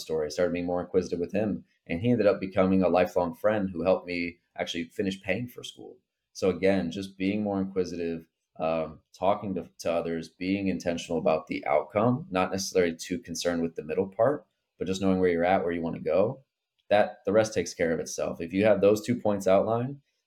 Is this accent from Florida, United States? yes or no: yes; Port St. Lucie, Florida, United States; as a 20-year-old kid growing up in Port St. Lucie, Florida